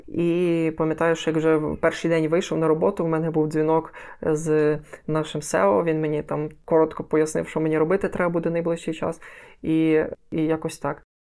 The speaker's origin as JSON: {"language": "Ukrainian", "town": "Lviv", "region": "Lviv Oblast", "country": "Ukraine", "tie": "born or raised there", "said": "я е, корінний львів'янин, все життя живу у Львові"}